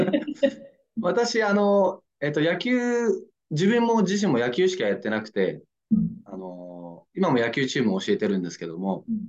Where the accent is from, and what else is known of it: Nagasaki, Japan; born or raised there; moved away as an adult; now in Yokohama, Japan